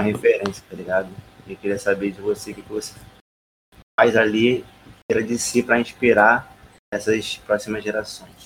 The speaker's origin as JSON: {"language": "Portuguese", "region": "Rio de Janeiro", "country": "Brazil", "said": "sou carioca"}